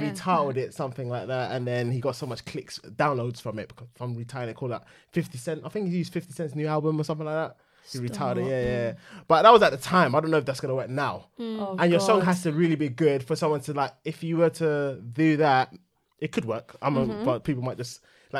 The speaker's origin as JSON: {"language": "English", "town": "Hackney", "region": "London", "country": "United Kingdom", "tie": "born there", "said": "I was born in Homerton."}